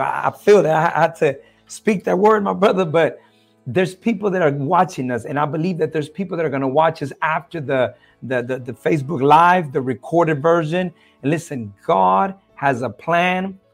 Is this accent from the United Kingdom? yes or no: no; El Salvador; I'm originally from El Salvador, Central America